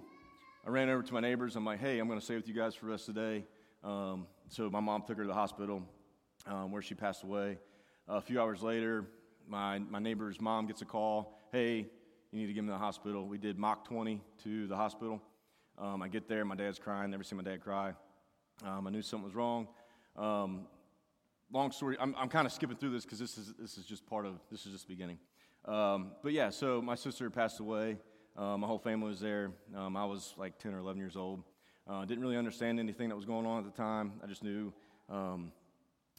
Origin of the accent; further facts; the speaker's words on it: United States; I grew up in Boone County